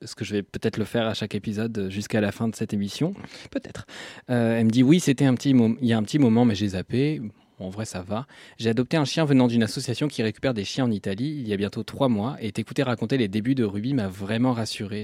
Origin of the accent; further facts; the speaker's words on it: Normandy, France; moved away; also born or lived in Lyon; j'ai grandi en Normandie